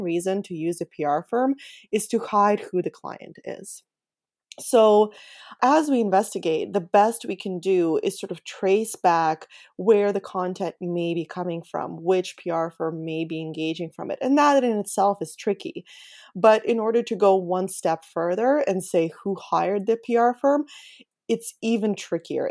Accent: Ukraine; moved away; my home country of Ukraine

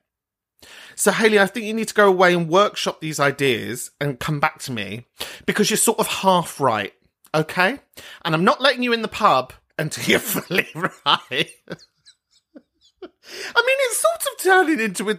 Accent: London, United Kingdom; I am from Northwest London.

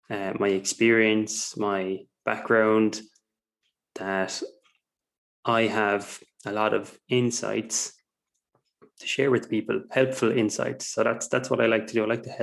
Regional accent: Ireland; I'm from Ireland, if you can't tell by my accent. It's a pretty neutral accent, to be fair.

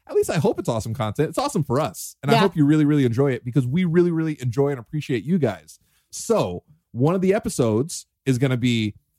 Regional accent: New York, United States; moved away; I miss the snow because I'm originally from New York.

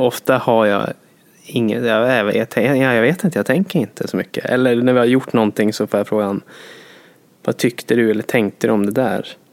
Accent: Jokkmokk, Norrbotten County, Sweden; moved away; jag kommer från Jokkmokk och Norrland

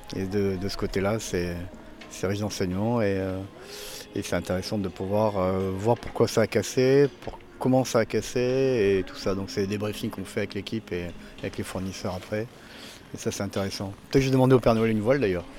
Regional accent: Arcachon, Nouvelle-Aquitaine, France; Quand j'étais jeune à Arcachon

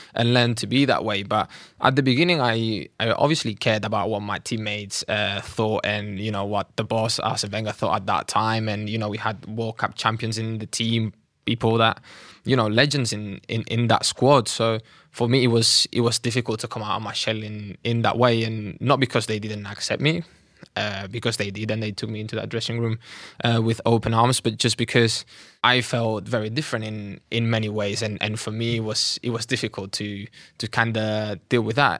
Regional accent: Catalonia, Spain; moved away as an adult; now in London, United Kingdom; I was, uh, born and raised in Catalonia

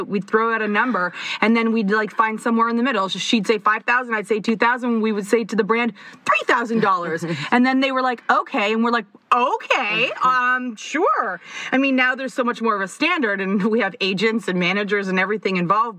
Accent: Toronto, Ontario, Canada; we are from Toronto, and uh, we both ended up at the same high school, a high school that is currently like five minutes from our house.

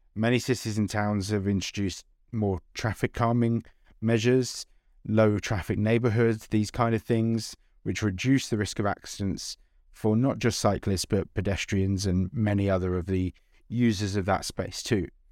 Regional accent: London, United Kingdom; I grew up in London

